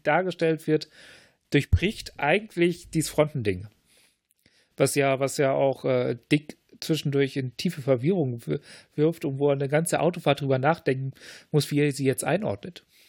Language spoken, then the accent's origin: German; Lower Saxony, Germany; ich bin ja in Niedersachsen aufgewachsen